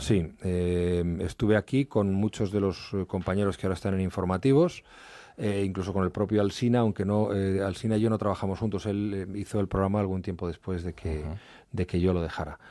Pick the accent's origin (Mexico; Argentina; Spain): Spain; Madrid, Community of Madrid; also born or lived in Asturias; yo nací en Madrid